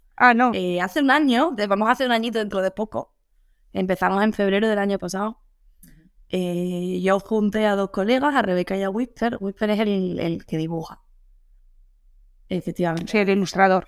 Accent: Andalusia, Spain; moved away as an adult; now in Madrid, Spain; yo soy andaluza

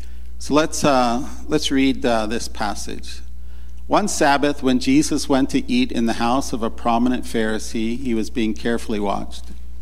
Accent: Baltimore, Maryland, United States; also born or lived in Raleigh, North Carolina; I know that Meryl and I, we come from Baltimore and then Raleigh, North Carolina, and we have stories like that.

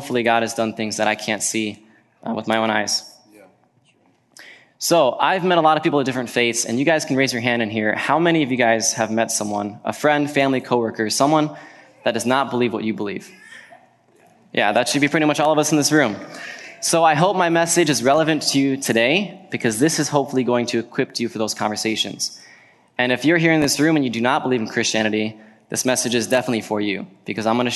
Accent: Virginia, United States; now in Wisconsin, United States; I grew up in Virginia

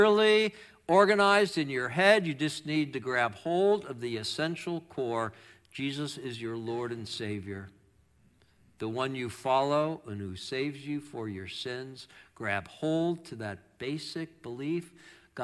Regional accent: New York, United States; moved away; I'm from New York, and I can't say ERs

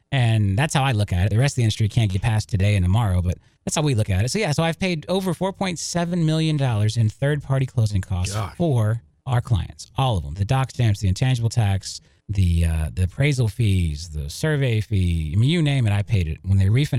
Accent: Lakeland, Florida, United States; I grew up in Lakeland. I went to high school in Lakeland. You know, Lakeland is my hometown.

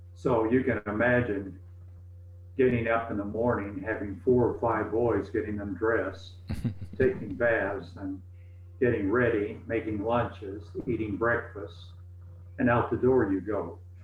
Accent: East Tennessee, United States; moved away as an adult; also born or lived in Glasgow, Kentucky; When we were in the second grade, we moved to East Tennessee and we lived there until I went to Ambassador College

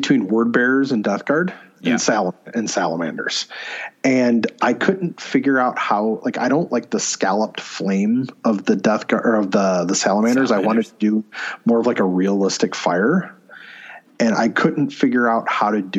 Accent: Ohio, United States; moved away; I'm originally from Ohio

